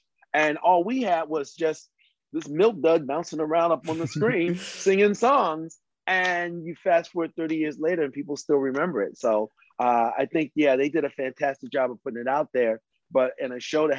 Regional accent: Baltimore, Maryland, United States; moved away as an adult; also born or lived in Florida; I came from Baltimore, Maryland, down to Florida to go to college

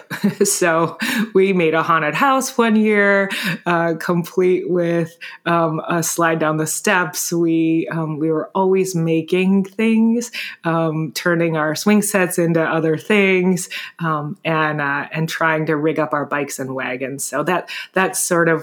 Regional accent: Grand Rapids, Michigan, United States; I grew up in Grand Rapids, Michigan

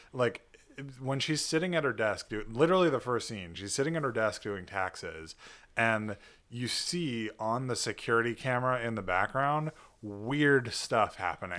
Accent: United States; an American who is not a Buddhist

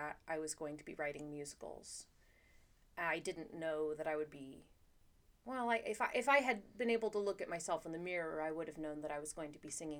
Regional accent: Austin, Texas, United States; moved away as an adult; also born or lived in New York; I'm from Austin, Texas.

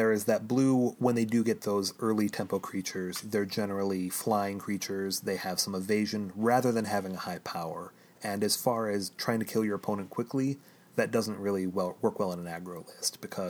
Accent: Chicago, Illinois, United States

